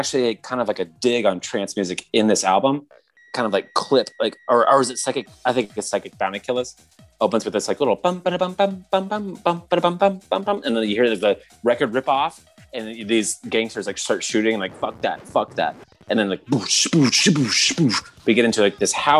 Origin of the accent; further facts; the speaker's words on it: Michigan, United States; moved away; growing up in Michigan for a time